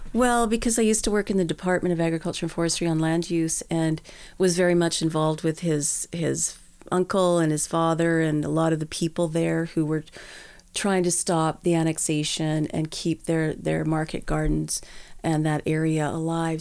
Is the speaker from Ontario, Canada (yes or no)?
no; Edmonton, Alberta, Canada; born and raised in Edmonton.